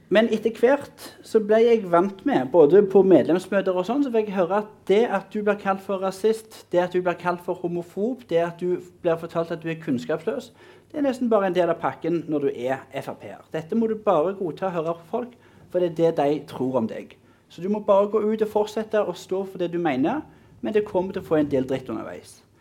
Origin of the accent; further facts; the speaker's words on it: Mosterøy, Rogaland, Norway; jeg er fra Mosterøy.